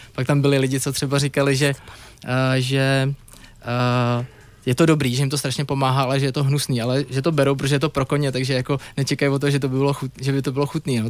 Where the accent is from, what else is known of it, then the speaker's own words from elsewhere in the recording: Prague, Czechia; já jsem kluk z Prahy